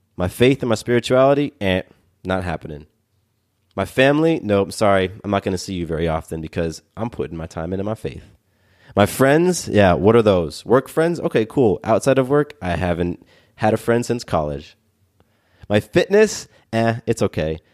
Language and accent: English; Atlanta, Georgia, United States; I live here in Atlanta and I, I grew up in Atlanta